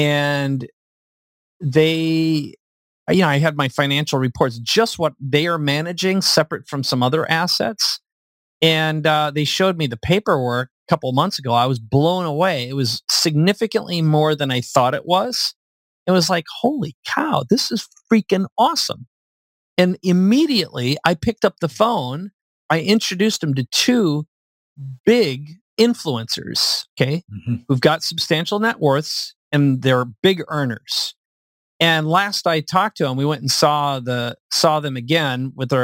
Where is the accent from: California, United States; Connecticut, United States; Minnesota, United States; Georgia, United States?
Minnesota, United States; now in San Diego, United States; I live in San Diego. I like where I live. I'm from Minnesota